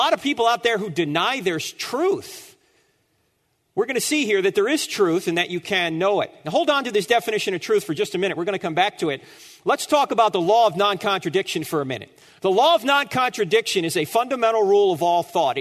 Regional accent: New Jersey, United States; moved away; I'm originally from New Jersey

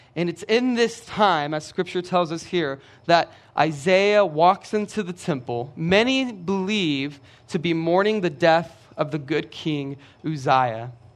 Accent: Brenham, Texas, United States; I'm from Brenham. Brenham is about forty-five minutes down the road

